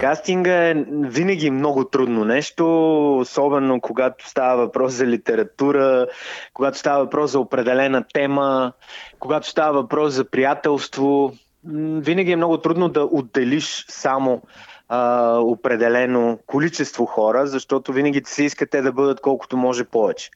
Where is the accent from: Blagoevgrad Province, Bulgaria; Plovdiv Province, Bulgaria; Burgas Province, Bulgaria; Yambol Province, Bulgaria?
Yambol Province, Bulgaria; Yambol; moved away; в моя роден град, където всъщност съм представил буквално две книги и се надявам да представя и моята собствена, защото все пак Ямбол си е родния